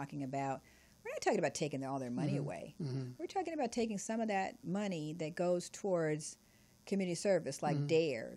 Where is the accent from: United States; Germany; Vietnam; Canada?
United States; Los Angeles, California; I grew up in South Central